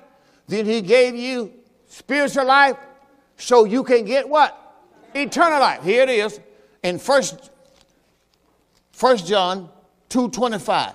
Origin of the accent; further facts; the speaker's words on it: Mississippi, United States; I'm from Mississippi